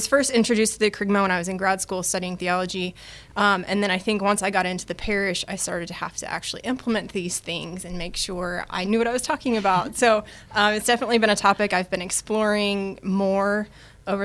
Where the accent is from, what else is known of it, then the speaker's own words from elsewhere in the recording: East Texas, United States; also born or lived in Virginia / Denver, Colorado; I grew up here in East Texas, so I'm an East Texas native.